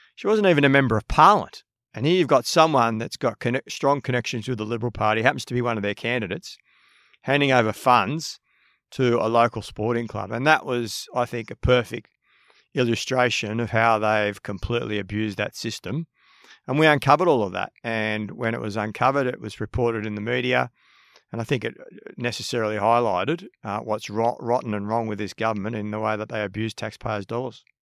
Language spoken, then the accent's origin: English; Sydney, New South Wales, Australia; I grew up in Maroubra, um, born and bred